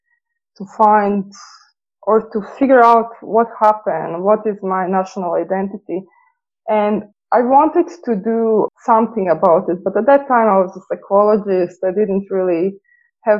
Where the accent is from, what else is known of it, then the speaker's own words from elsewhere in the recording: Slavonski Brod, Brod-Posavina County, Croatia; now in Dublin, Ireland; I grew up in Slavonski Brod.